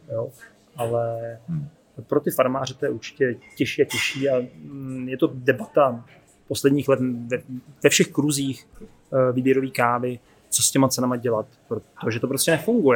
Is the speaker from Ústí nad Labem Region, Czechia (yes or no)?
yes; Děčín, Ústí nad Labem Region, Czechia; Já jsem z Děčína